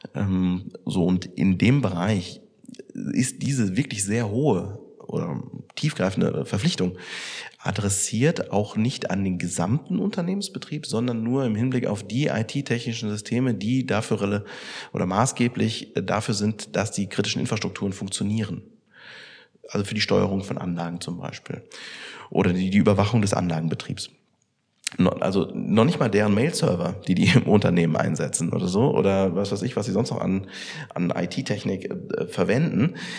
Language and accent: German; Germany; bei uns in Deutschland